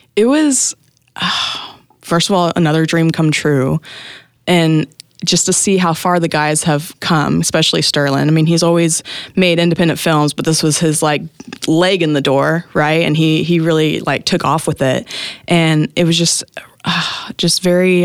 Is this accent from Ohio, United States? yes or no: no; Tahlequah, Oklahoma, United States; I was born and raised in Tahlequah, Oklahoma.